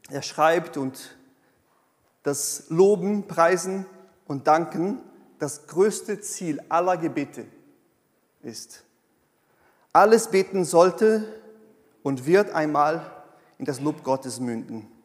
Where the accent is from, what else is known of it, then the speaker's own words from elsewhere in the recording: South Region, Brazil; now in Germany; Nee. Ich bin aus Südbrasilien und ich bin auch so.